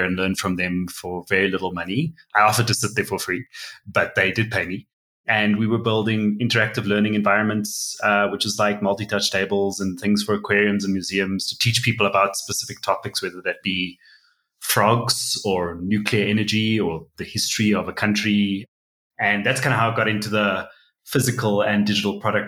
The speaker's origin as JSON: {"language": "English", "town": "Cape Town", "region": "Western Cape", "country": "South Africa", "moved": "as an adult", "lives_now": "Johannesburg, South Africa", "said": "I'm originally from Cape Town, South Africa, and now I live in Joburg, and I've been here about 6 years."}